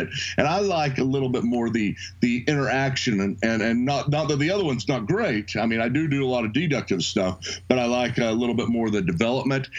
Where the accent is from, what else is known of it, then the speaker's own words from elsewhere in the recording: Edmond, Oklahoma, United States; also born or lived in Dallas, Texas; I'm from Oklahoma City, Edmond, actually, just right outside of Oklahoma City, and I have lived there most of my life